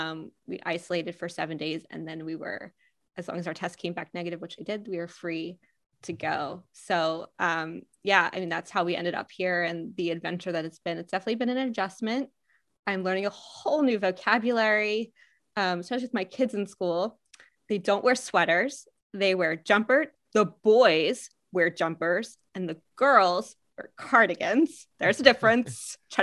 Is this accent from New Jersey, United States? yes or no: no; Pennsylvania, United States; also born or lived in New York / Seattle, Washington / California; My accent is a little bit all over the US. I'm originally from Pennsylvania. You can probably hear a little bit of PA in there. And I moved to New York for a bit and then Seattle and California and back to Seattle.